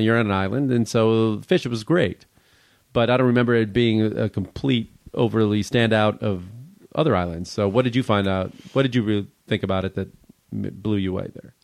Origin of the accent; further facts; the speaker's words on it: Midwest, United States; now in Los Angeles, United States; Growing up in the Midwest